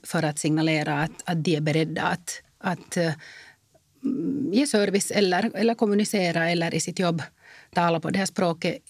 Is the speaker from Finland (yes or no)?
yes; Finland; jag är finländare